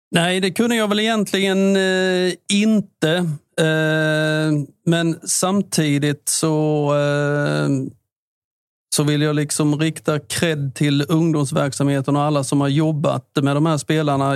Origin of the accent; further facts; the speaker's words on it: Listerlandet, Blekinge, Sweden; vi är från Listerlandet